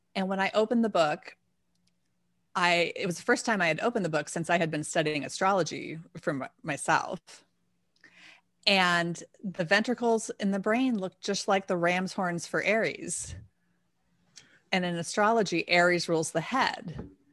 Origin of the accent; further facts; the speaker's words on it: D.C., District of Columbia, United States; I grew up outside of Washington, D C, so we sang at this Kennedy Center as well